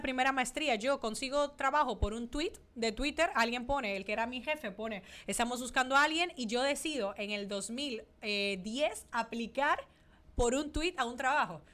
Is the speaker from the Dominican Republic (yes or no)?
yes; Dominican Republic; accent: mixed accents, Spanish 'vale'; moved away as an adult; also born or lived in Italy / Spain; now in Miami, United States; soy dominicana. He vivido en Italia, eh, he vivido en España, por eso tengo muchas veces ese acento y ese vale español